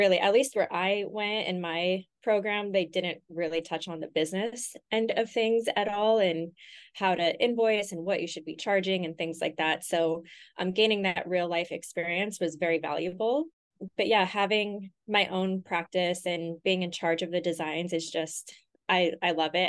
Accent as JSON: {"language": "English", "town": "Los Angeles", "region": "California", "country": "United States", "lives_now": "Austin, United States", "said": "I'm from LA originally. Okay. I bounced around here and there to a few different places, but I would call LA home."}